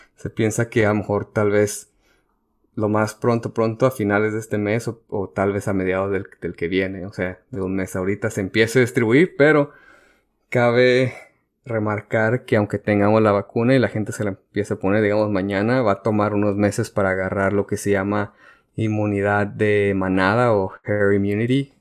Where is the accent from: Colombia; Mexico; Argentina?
Mexico; porque soy